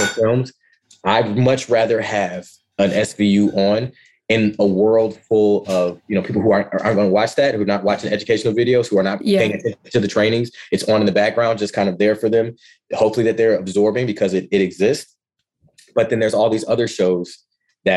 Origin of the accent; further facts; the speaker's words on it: Ann Arbor, Michigan, United States; moved away as an adult; also born or lived in Ypsilanti, Michigan / Kent, Ohio; Born and raised in Ann Arbor, Michigan